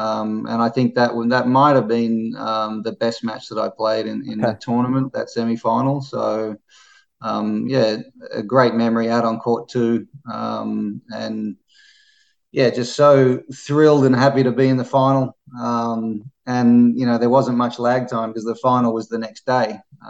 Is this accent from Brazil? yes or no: no; Australia; especially being an Australian and someone that I'd watched for a long time on TV in Davis Cup